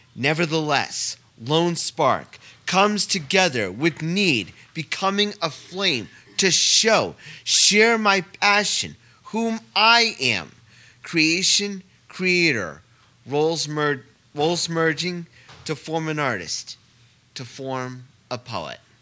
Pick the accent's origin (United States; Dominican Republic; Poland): United States; Saugerties, New York; I'm from Saugerties myself